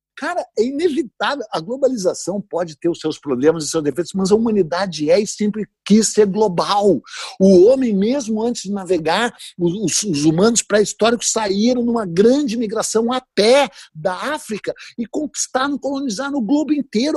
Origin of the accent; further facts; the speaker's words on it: Porto Alegre, Rio Grande do Sul, Brazil; eu sou de Porto Alegre, no Rio Grande do Sul